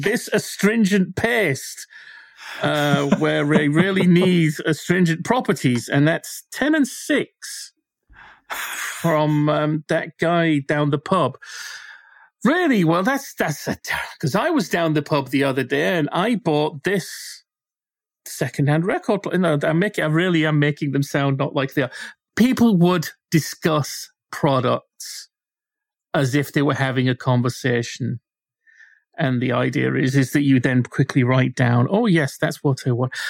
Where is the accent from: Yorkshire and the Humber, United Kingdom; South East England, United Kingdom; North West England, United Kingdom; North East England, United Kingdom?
Yorkshire and the Humber, United Kingdom; Bradford; I grew up with sort of the remains of two department stores in my hometown